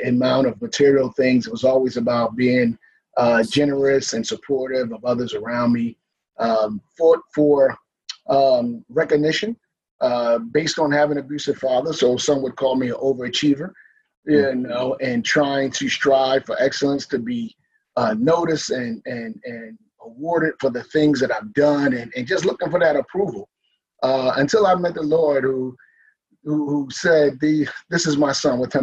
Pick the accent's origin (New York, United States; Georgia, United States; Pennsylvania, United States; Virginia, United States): Pennsylvania, United States; Philadelphia; I'm from Philadelphia, from North Philly, born and raised